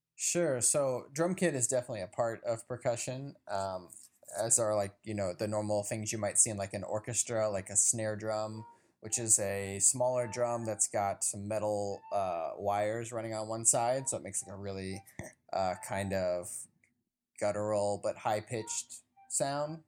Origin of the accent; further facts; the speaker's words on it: Chicago, Illinois, United States; I'm a percussionist from Chicago, Illinois